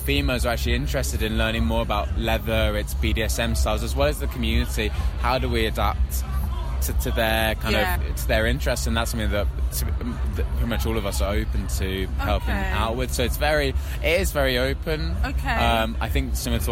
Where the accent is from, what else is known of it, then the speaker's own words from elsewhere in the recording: London, United Kingdom; I'm from London